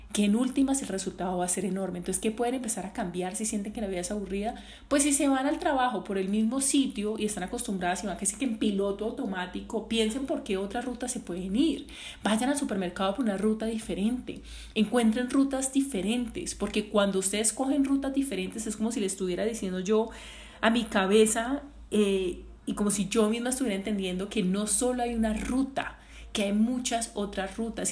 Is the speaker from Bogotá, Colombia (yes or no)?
no; Cali, Valle del Cauca, Colombia; yo que soy caleña